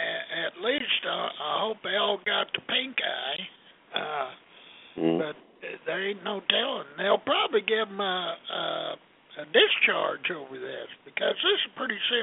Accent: Missouri, United States; And this is …, and I'm from Missouri.

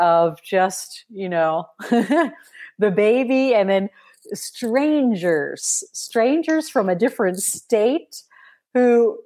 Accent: Midwest, United States; I grew up in the Midwest in America

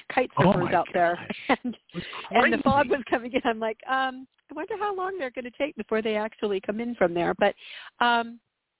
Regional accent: Southern California, United States; growing up in Southern California

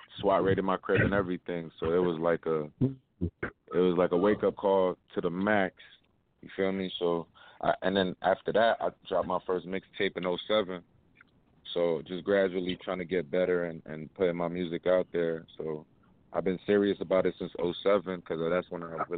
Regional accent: Miami, Florida, United States; also born or lived in Brooklyn, New York; I was born in Brooklyn, raised in Miami, Alapata

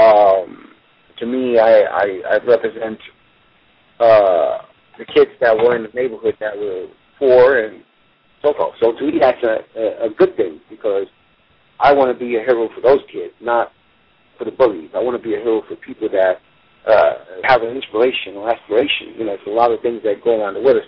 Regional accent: New York City, New York, United States; I was a poor guy growing up in Brooklyn

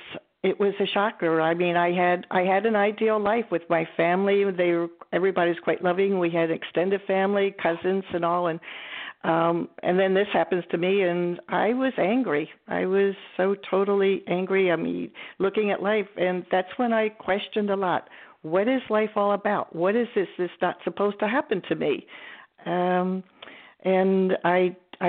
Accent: Wilmington, Delaware, United States; I grew up in Wilmington, Delaware, and in a small town called Ellesmere

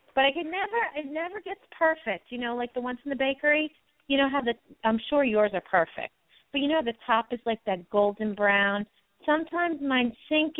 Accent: Long Island, New York, United States; now in Pennsylvania, United States; I was originally from Long Island, New York

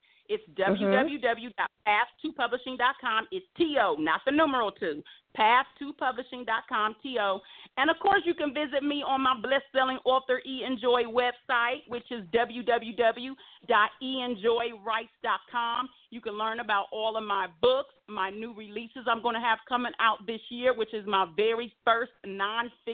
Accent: Ohio, United States; now in Las Vegas, United States; I'm a Midwest girl born and raised in Ohio.

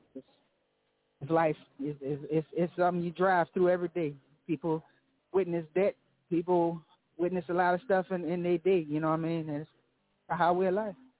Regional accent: Lafayette, Louisiana, United States; I'm from Louisiana, Lafayette

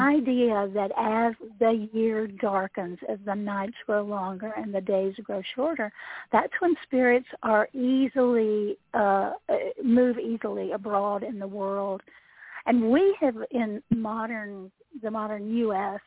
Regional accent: Appalachia, United States; the resident Appalachian person.

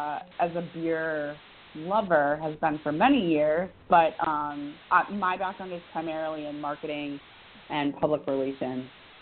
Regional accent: Wisconsin, United States; now in Beverly, Massachusetts, United States; And I grew up in Wisconsin, so kind of the family brewery, family pub style was normal to me.

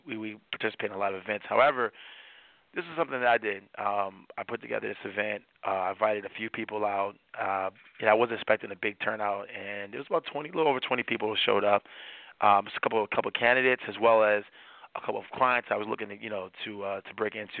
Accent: Washington, District of Columbia, United States; now in Miami, United States; I'm from Washington, D.C. area, where that type of stuff happens all the time

